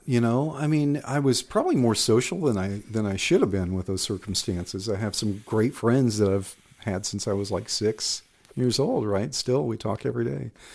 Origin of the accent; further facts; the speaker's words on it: Waco, Texas, United States; also born or lived in Austin, Texas; I'm from, born and raised in Waco